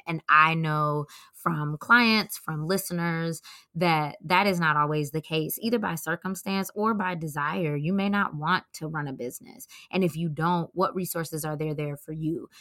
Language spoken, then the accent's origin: English; Atlanta, Georgia, United States; moved away; I'm from Atlanta